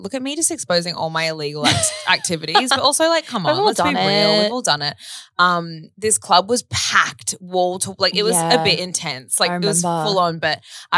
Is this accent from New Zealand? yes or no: no; Australia; accent: Australian; They love our accents